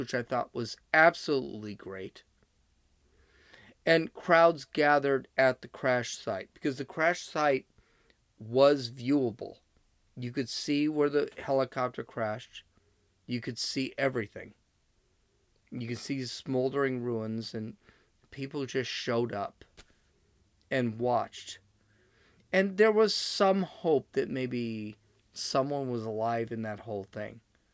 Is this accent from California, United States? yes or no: yes; Los Angeles, California, United States; I'm also from Los Angeles